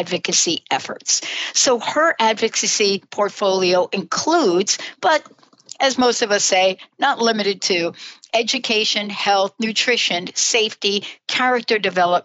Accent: New York City, New York, United States; now in Washington, United States; I grew up in the Bronx

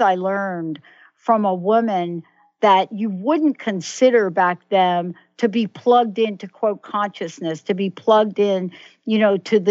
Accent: New York City, New York, United States; moved away; also born or lived in New Jersey; I'm a girl from the Bronx, New York, right? And born in the Bronx, lived in New Jersey.

